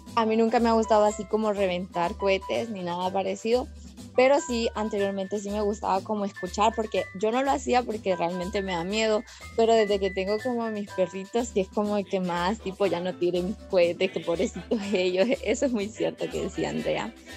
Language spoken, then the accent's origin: Spanish; Honduras; desde Honduras